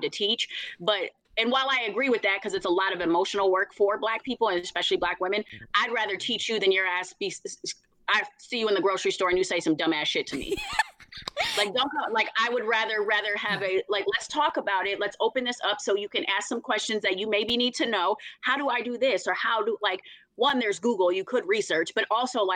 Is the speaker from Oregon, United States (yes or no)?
no; Minneapolis, Minnesota, United States; from North Minneapolis, nobody cared that I considered myself Black